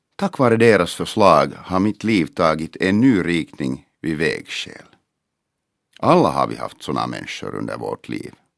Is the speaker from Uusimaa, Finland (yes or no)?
yes; Helsinki, Uusimaa, Finland; first language Finnish; Swedish is a second language; also born or lived in Mariehamn; min hemstad Helsingfors